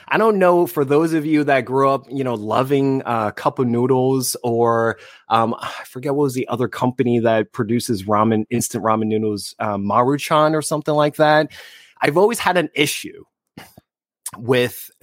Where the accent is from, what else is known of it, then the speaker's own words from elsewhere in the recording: New Jersey, United States; now in Southern California, United States; born and raised in New Jersey and currently in Southern California